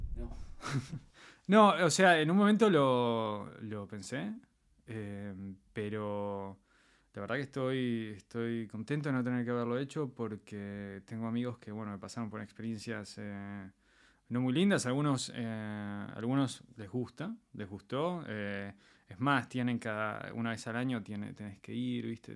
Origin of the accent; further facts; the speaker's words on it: Argentina; moved away as an adult; also born or lived in Israel; now in Poland; soy, soy argentino. O sea, nací en Argentina, me creé hasta los veintipico de años en, Argentina